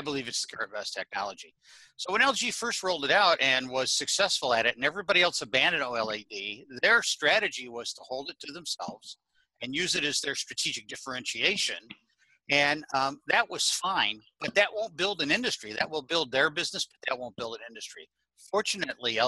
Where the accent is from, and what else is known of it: New Jersey, United States